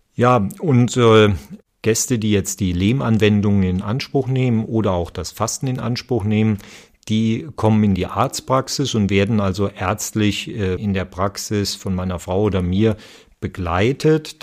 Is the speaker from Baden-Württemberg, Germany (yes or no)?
no; Nahe valley, Rhineland-Palatinate, Germany; ich bin ja hier auch auf dem Gelände aufgewachsen